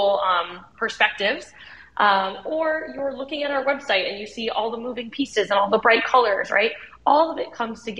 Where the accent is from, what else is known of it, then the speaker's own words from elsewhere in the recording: United States; I'm Vietnamese American